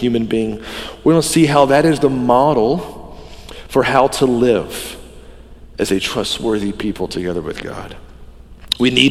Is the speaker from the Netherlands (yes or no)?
no; the Bible Belt, Southern United States, United States; I grew up in the Bible Belt